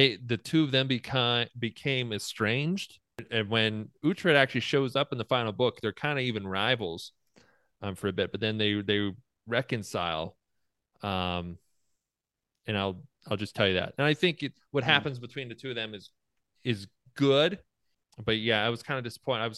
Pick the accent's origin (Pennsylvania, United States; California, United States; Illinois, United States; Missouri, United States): Pennsylvania, United States; I'm from Pennsylvania.